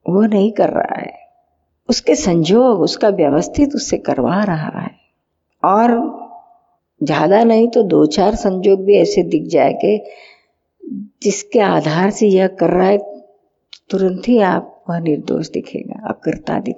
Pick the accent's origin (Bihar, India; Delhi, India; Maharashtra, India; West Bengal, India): Bihar, India; कहाँ से आया मैं बिहार से हूँ बिहार से